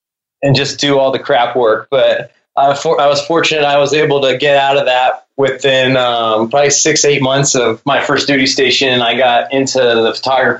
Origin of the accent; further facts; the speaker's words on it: Arizona, United States; moved away as an adult; also born or lived in New Jersey / San Diego / Seattle / Pensacola, Florida; Spent most of my life in Arizona, joined the military when I was 21